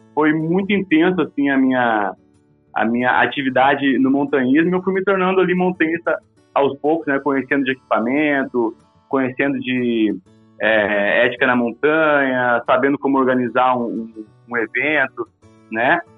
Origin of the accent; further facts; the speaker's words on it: Rio Grande do Sul, Brazil; moved away as an adult; also born or lived in Pelotas, Brazil / Viçosa, Minas Gerais, Brazil; now in Cachoeira Paulista, Brazil; Eu sou do Rio Grande do Sul, uhum. é, lá no Rio Grande do Sul, você sabe, as montanhas não, não passam muito mais de do que mil metros. Uhum. E embora eu tenha nascido praticamente, sou, sou é, não sou filho de, de, agricultor, mas meus parentes, a grande maioria é agricultor, então eu me criei na roça